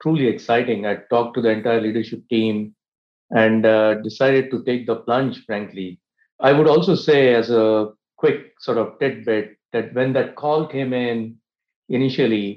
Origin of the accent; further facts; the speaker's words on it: India; moved away; I grew up in India